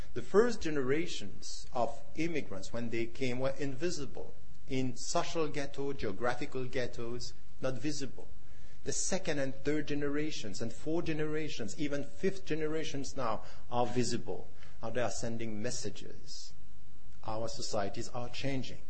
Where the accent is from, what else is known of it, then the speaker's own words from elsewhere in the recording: Switzerland; myself being a European Muslim born and raised in Switzerland